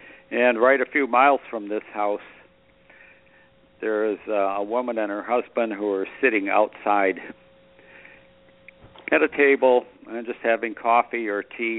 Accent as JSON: {"language": "English", "town": "Westport", "region": "Massachusetts", "country": "United States", "said": "Westport, Mass., south of Fall River."}